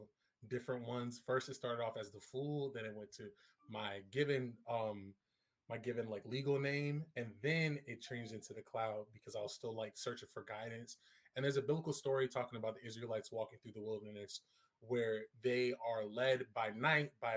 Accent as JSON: {"language": "English", "town": "Norfolk", "region": "Virginia", "country": "United States", "said": "I'm from the greater 757 area, if you will, Norfolk, Virginia, if you will, Hampton Roads, down home"}